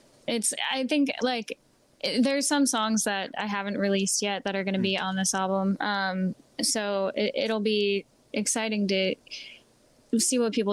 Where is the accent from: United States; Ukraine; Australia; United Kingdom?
United States; Lancaster, Pennsylvania; moved away as an adult; now in Nashville, United States; I was from Lancaster